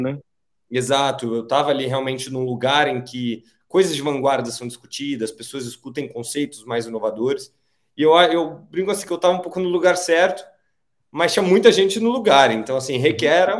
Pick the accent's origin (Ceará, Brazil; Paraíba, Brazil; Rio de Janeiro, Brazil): Rio de Janeiro, Brazil; now in São Paulo, Brazil; eu nasci no Rio de Janeiro, apesar de morar aqui em São Paulo já há alguns anos